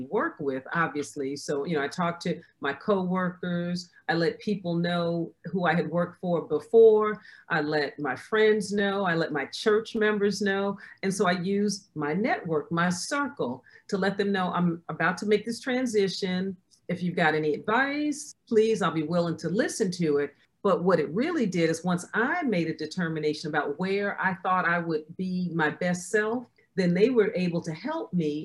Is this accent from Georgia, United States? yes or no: no; New York, United States; moved away as an adult; now in Tampa, United States; I'm originally from New York